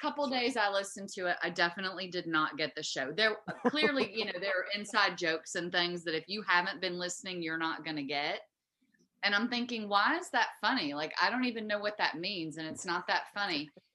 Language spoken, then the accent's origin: English; Southeast Texas, United States; now in Virginia, United States; I don't come from Virginia, so I'm from Southeast Texas.